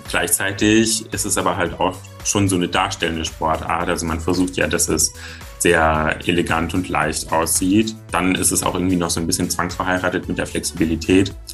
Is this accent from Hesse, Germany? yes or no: yes; Giessen, Hesse, Germany; ich bin 25 Jahre alt, ich komme aus Gießen und ich bin Pole Dancer.